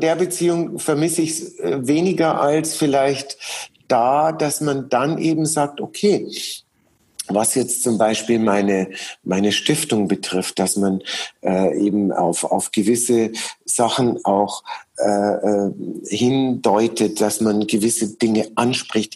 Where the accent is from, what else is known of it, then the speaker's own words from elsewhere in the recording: Munich, Bavaria, Germany; in München erleben, ähm, in meiner Heimatstadt